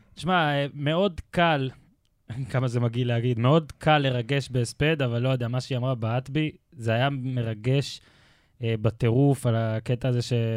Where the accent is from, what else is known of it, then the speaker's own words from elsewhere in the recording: Israel; אני הייתי בן 10, התארח אצלנו במושב דוד שלי